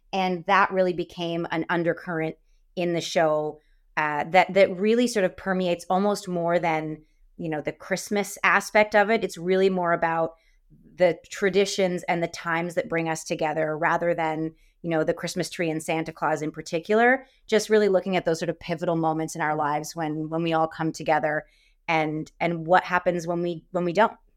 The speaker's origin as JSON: {"language": "English", "town": "Windsor", "region": "Ontario", "country": "Canada", "tie": "born or raised there", "said": "I grew up in Windsor, so we're right across from Detroit."}